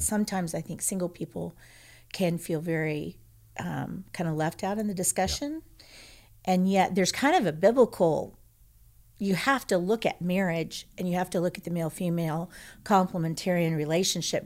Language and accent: English; Texas, United States; I grew up in Texas